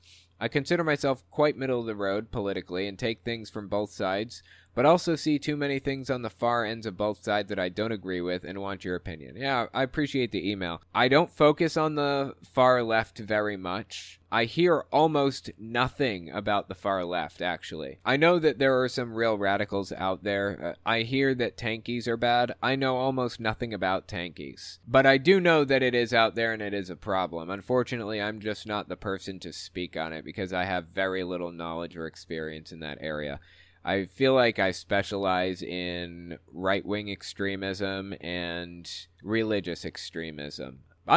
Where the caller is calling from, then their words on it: Western Canada, Canada; Anywho, I'm from Western Canada, and I've been watching you on YouTube for a couple years.